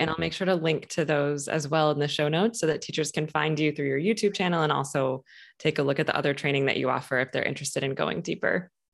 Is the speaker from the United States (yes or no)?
yes; Michigan, United States; now in Boston, United States; I'm from Michigan, but have lived in Boston for quite some time now.